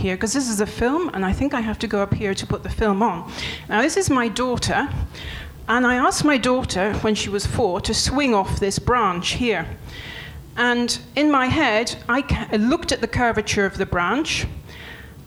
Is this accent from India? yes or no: no; England, United Kingdom; moved away as an adult; also born or lived in France; now in Montpellier, France; I'm English